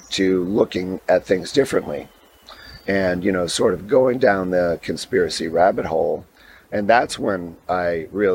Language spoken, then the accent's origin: English; New York City, New York, United States; I grew up in Staten Island, which is right across the harbor, obviously, from the World Trade Center.